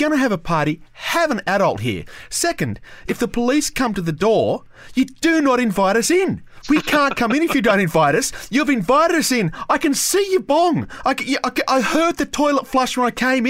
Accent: Canberra, Australian Capital Territory, Australia; growing up in Canberra

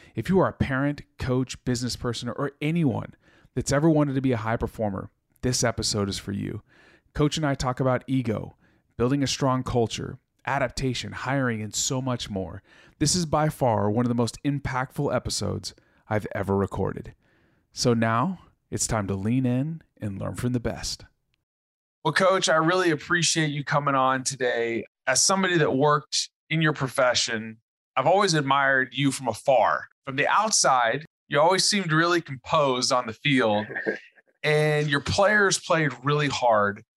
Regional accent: Texas, United States; I live in Texas, I'm a Texan

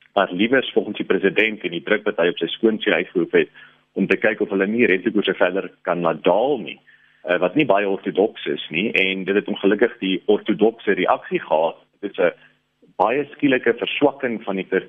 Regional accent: South Africa; ons as Suid-Afrikaners

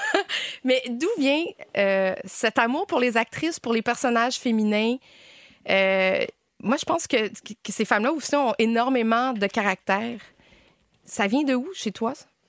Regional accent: Quebec, Canada; accent: Québécois; connaître notre accent, à nous faire comprendre en France

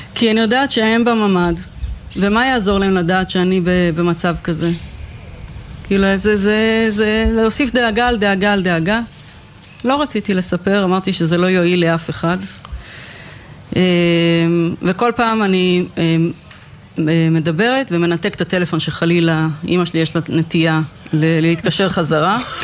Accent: Kfar Aza, Southern District, Israel; נולדתי וגדלתי בכפר עזה

